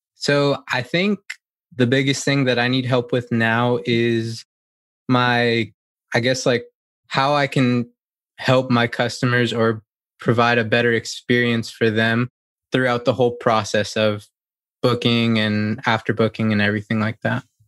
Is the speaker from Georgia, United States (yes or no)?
yes; Gainesville, Georgia, United States; I'm from Gainesville, Georgia, in the States, and I'm a wedding photographer.